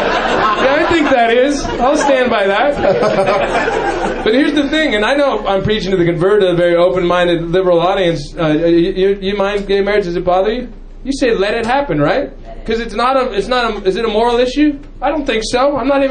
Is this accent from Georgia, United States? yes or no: no; California, United States; I'm from the Bay Area, you know, I live up there, and proud to be from a very tolerant part of the United States